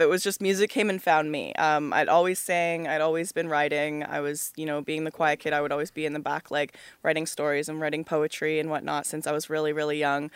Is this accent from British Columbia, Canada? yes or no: no; Oakville, Ontario, Canada; I grew up in Oakville, Ontario